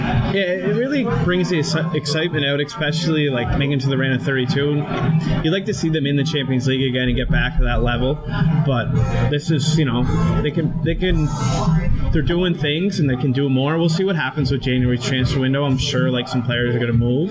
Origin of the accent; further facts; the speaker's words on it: Waterford, Ontario, Canada; growing up in Waterford